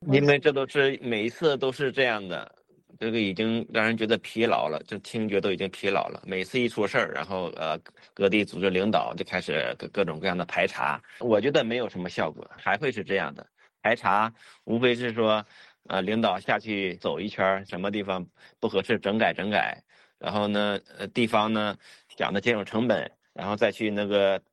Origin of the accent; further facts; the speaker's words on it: near Qiqihar, Heilongjiang, China; 我家乡附近的，啊，就是齐齐哈尔